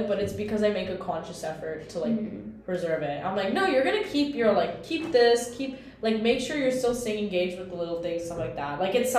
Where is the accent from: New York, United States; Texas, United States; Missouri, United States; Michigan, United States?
New York, United States; now in Chicago, United States; I'm from New York.